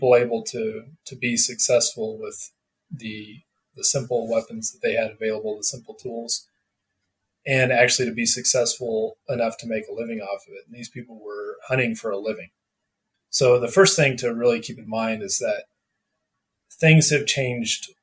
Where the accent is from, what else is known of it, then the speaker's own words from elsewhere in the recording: Northwest Arkansas, United States; now in Colorado, United States; I grew up in Arkansas, Northwest Arkansas